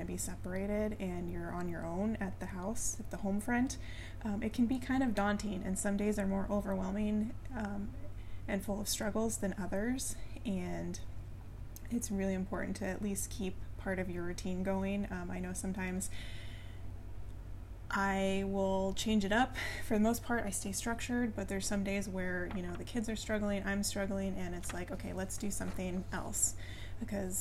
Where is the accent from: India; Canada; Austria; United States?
United States; California; moved away as an adult; also born or lived in Colorado; we moved from California to Colorado, and I hadn't lived in California my entire life